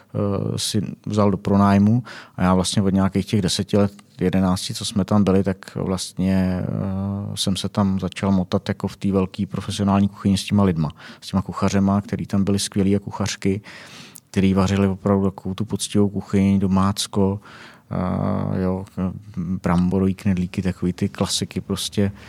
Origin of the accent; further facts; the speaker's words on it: South Bohemian Region, Czechia; now in Prague, Czechia; já jsem z Jižních Čech